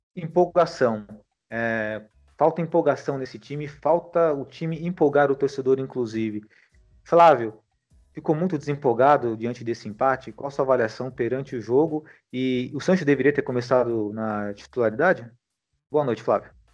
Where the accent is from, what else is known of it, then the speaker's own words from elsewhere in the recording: Brazil; os brasileiros não temos, né, tanta familiaridade com a língua alemã